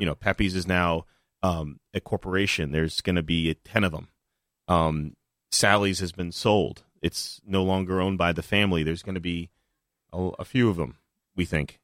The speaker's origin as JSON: {"language": "English", "town": "New Haven", "region": "Connecticut", "country": "United States", "tie": "born or raised there", "said": "I grew up in New Haven"}